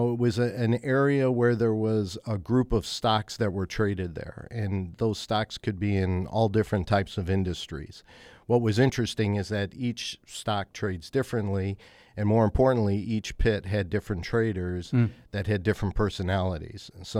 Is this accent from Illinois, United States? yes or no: yes; Chicago, Illinois, United States; also born or lived in San Francisco; I grew up in Chicago, yeah, that's correct.